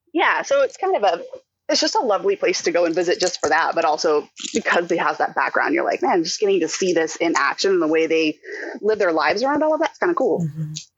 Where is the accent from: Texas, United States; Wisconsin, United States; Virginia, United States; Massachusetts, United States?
Texas, United States; Houston; also born or lived in Rochester, New York; we moved back from Rochester to Houston